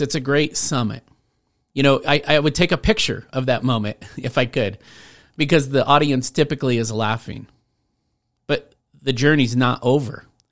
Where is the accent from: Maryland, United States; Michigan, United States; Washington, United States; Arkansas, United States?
Washington, United States; Rainier; now in Colorado, United States; I grew up in Washington State in a tiny town called Rainier